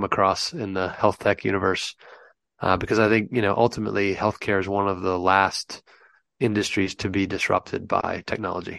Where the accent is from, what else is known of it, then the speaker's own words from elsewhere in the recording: United States; accent: American; moved away as an adult; now in London, United Kingdom; as you can tell by my funny accent, I'm an American. They shipped me over here in 2010 to help the European operation get up off the ground